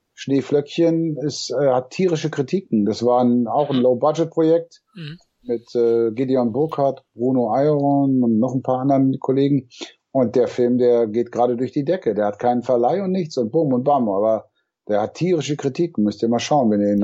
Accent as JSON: {"language": "German", "town": "Remagen", "region": "Rhineland-Palatinate", "country": "Germany", "tie": "born or raised there", "also_born_or_lived": "Hamburg", "moved": "yes", "said": "bin geboren in Remagen am Rhein ja. und dann habe ich in Hamburg gewohnt."}